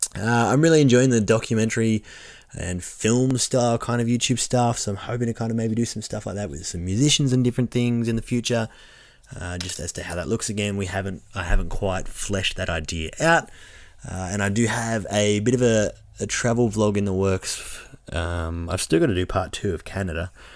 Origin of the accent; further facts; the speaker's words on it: Orange, New South Wales, Australia; the local area I live